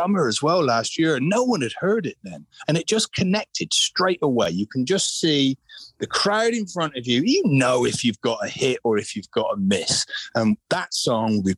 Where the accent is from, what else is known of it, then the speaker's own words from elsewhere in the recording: Glastonbury, South West England, United Kingdom; I grew up in Glastonbury Town